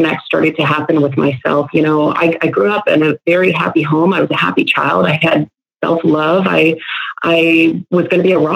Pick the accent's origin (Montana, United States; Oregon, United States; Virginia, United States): Virginia, United States; Northern; moved away as an adult; now in Dallas, United States; From the East Coast, right outside D.C., Northern Virginia